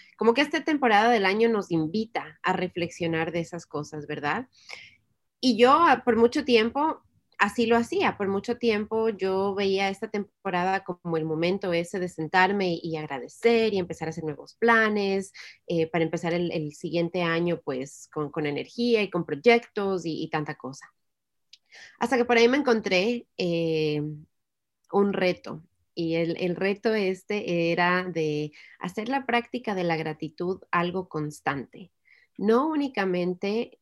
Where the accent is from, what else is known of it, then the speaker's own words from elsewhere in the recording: Ecuador; en el Ecuador, que es de donde yo soy